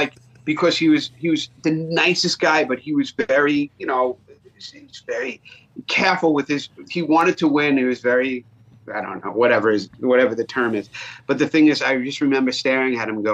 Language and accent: English; New York, United States; accent: New York; my New York accent